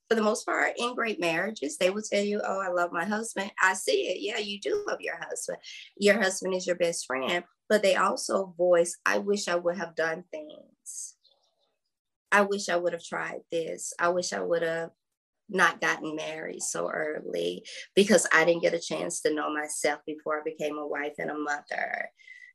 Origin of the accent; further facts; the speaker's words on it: South Georgia, United States; I was raised in South Georgia in the Bible Belt